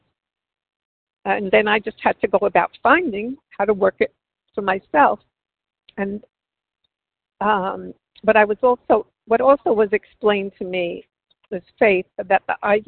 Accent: New York City, New York, United States; now in New Jersey, United States; Growing up in New York City

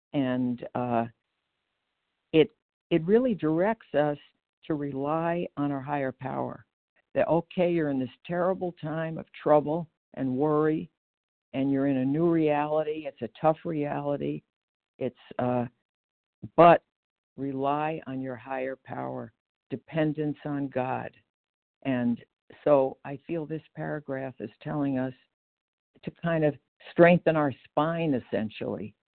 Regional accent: Geneva, Illinois, United States; I'm recovered, and I'm from Geneva, Illinois, which is the western suburbs of Chicago.

